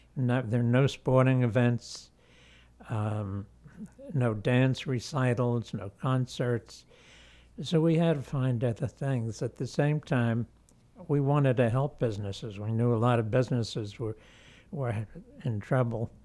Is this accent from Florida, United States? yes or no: no; New York City, New York, United States; now in Cornwall, United States; I was born in Manhattan.